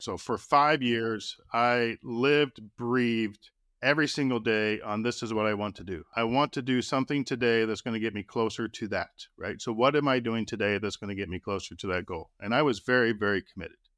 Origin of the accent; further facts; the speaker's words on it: Austin, Texas, United States; When I was a kid growing up in Austin, Texas